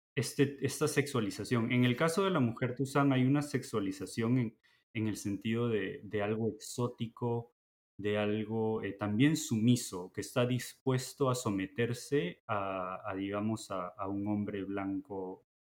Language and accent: Spanish; Peru; now in Michigan, United States; los tusanes somos los eh, peruanos de herencia china